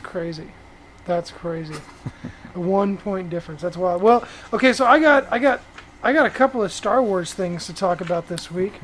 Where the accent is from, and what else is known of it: Fort Worth, Texas, United States; born or raised there